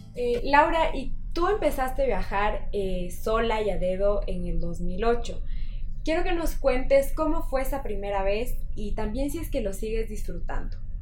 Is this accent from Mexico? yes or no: no; Ecuador; nosotras como ecuatorianas